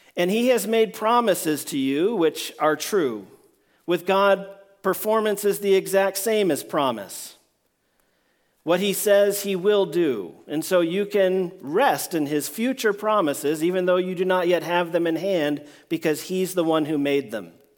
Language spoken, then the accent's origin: English; Washington, District of Columbia, United States; I grew up in Washington, D C